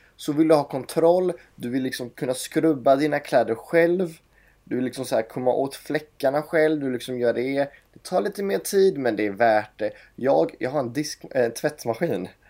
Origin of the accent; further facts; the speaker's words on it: Gothenburg, Västra Götaland, Sweden; also born or lived in Stockholm; från Göteborg kommer jag ifrån